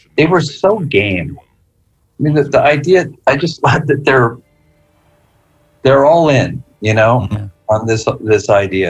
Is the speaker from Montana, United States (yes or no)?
yes; Bozeman, Montana, United States; named after my hometown